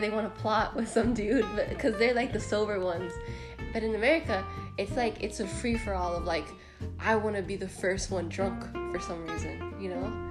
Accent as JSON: {"language": "English", "country": "United States", "also_born_or_lived": "Dominican Republic", "said": "I'm Dominican American"}